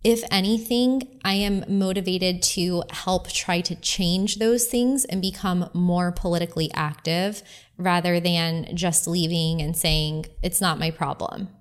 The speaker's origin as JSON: {"language": "English", "region": "Florida", "country": "United States", "moved": "as an adult", "said": "I'm from Florida. So my home address, my permanent address has always been in Florida."}